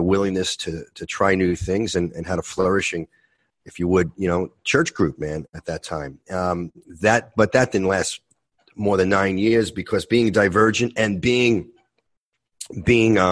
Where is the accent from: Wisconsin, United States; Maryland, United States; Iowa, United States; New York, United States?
New York, United States; New York City; Born and raised in New York City, brought up in Brooklyn, Italian Catholic background